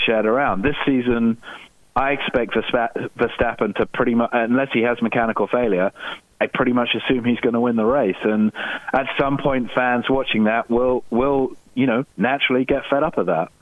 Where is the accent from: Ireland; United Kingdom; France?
United Kingdom; I'm British